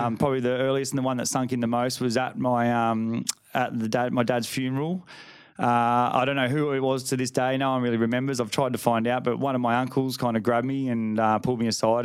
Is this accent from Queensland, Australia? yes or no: yes; Burleigh Heads, Queensland, Australia; also born or lived in Ferntree Gully, Melbourne, Victoria; I moved up here when I was five.